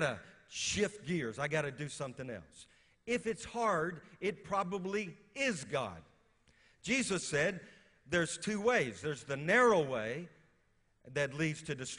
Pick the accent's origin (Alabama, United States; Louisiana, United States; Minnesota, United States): Louisiana, United States; moved away as an adult; also born or lived in West Virginia; I'm from Louisiana